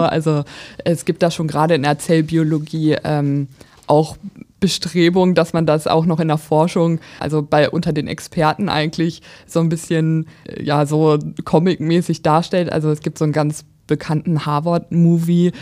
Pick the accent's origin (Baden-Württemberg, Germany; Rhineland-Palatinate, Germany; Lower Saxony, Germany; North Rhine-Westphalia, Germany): Lower Saxony, Germany; Braunschweig; Also ich bin ursprünglich auch in Braunschweig geboren, dann eher auf dem Land aufgewachsen, aber zum Studium dann wieder zurückgekommen